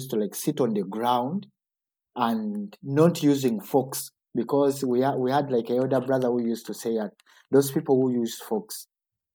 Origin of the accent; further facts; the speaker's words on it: Uganda; now in Kassel, Germany; growing up in Uganda